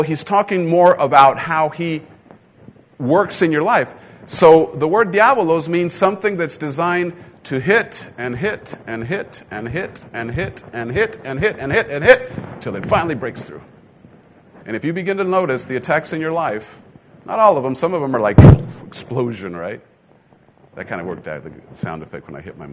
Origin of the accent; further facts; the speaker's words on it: Mexico; moved away; growing up in Mexico, you know, guns, you don't have guns down there